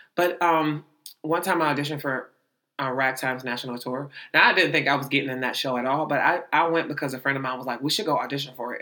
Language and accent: English; Youngstown, Ohio, United States; Youngstown, Ohio